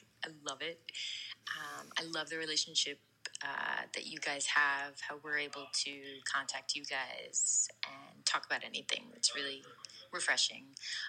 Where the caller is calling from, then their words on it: New York, United States; I'm calling from New York.